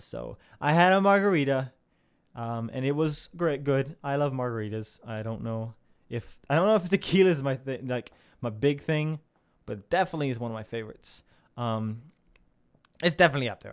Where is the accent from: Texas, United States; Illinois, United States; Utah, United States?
Illinois, United States; Southern; I'm from Southern Illinois, which isn't, like, super, super South, Southern